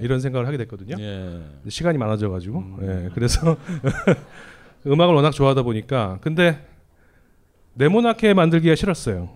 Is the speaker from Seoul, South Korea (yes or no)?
yes; Seoul, South Korea; 제가 그 강남 출신이에요. 서울고등학교 나왔거든요. 서초동에 있어요